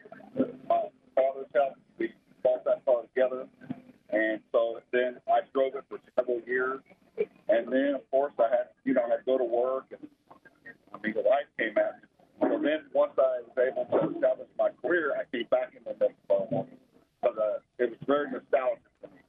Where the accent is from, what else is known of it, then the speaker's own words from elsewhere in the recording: Birmingham, Alabama, United States; I'm from Birmingham, Alabama.